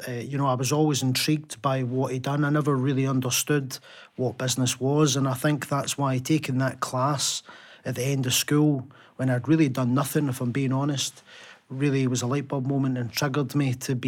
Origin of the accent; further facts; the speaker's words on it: Glasgow, Scotland, United Kingdom; born and raised in Glasgow